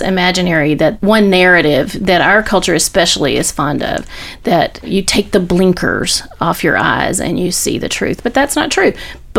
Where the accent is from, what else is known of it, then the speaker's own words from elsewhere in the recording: Andalusia, Alabama, United States; moved away as an adult; also born or lived in Philadelphia / Nashville; I grew up in Alabama